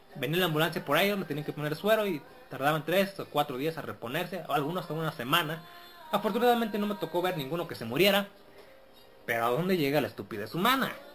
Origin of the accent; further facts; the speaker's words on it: Mexico; soy mexicano.